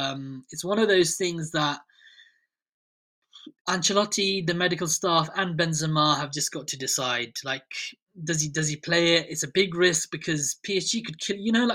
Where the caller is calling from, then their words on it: Reading, South East England, United Kingdom; I'm calling in from Reading, just southeast of London. A Real Madrid fan living in Reading.